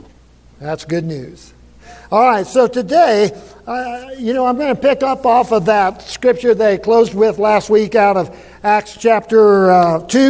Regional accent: Buffalo, United States; I grew up in Buffalo and grew up on the ranch.

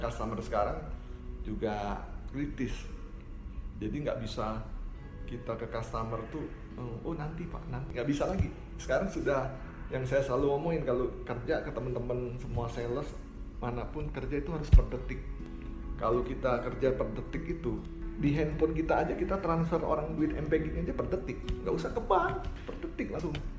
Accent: Bandung, West Java, Indonesia; saya orang Bandung

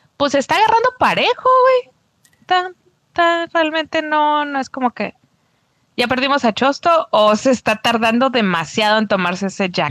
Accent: Tijuana, Baja California, Mexico; moved away as an adult; now in Mexicali, Mexico; Soy, soy cachanilla por adopción. Ya tengo 10 años aquí, cumplí 10 años hace unos días, pero soy de Tijuana

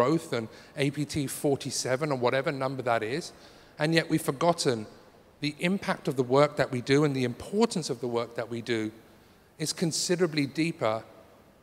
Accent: London, United Kingdom; I'm from London

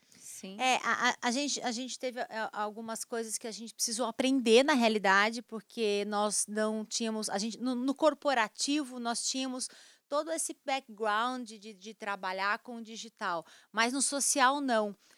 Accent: Brazil; nós somos brasileiros

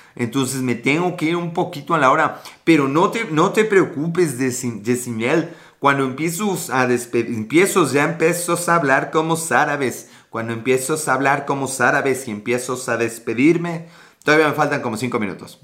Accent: Puebla, Mexico; Puebla, Puebla, México

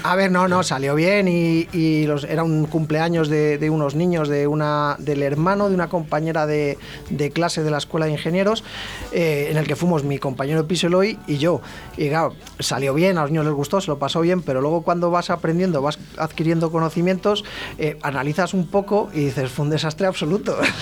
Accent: Ávila, Castile and León, Spain; moved away as an adult; now in Valladolid, Spain; yo soy de Ávila

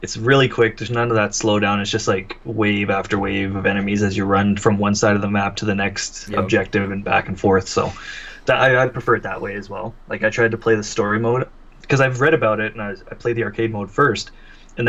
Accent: Canada; I'm Canadian

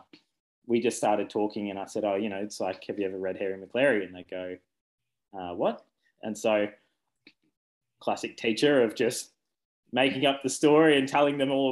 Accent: Ballarat, Victoria, Australia; also born or lived in Brisbane / Albury / Benalla / Windsor, England; now in Warrnambool, Australia; I grew up in Ballarat.

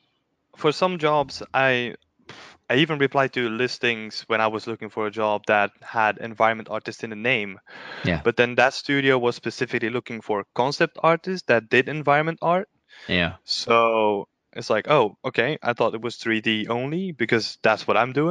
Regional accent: Belgium; moved away as an adult; also born or lived in Cambridge, United Kingdom; now in Berlin, Germany; I'm originally from Belgium. But then for my first job we moved to the UK, which was in Cambridge

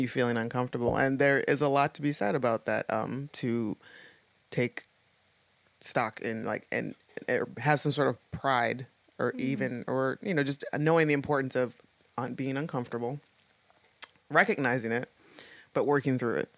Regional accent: Toledo, Ohio, United States; moved away as an adult; now in Pittsburgh, United States; I come from Toledo, Ohio, and it's not small, but that was all I really that was my reference point for everything. And you, know, you grow up there. I was I lived there for, you know, till I was like 22, 23

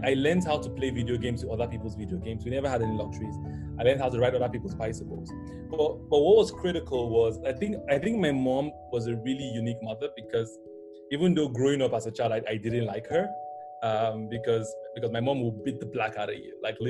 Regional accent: Jos, Plateau, Nigeria; I grew up in Jos, in the north

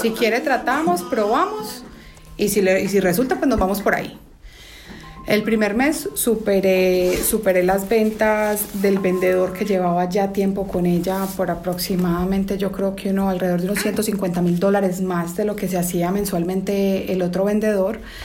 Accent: Colombia; now in United States; Crecí en Colombia, no fue una niñez fácil

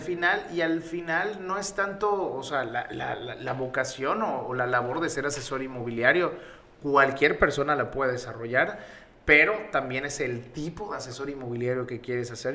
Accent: Yucatán, Mexico; accent: Yucatecan; yo soy pues yucateco, el acento me delata

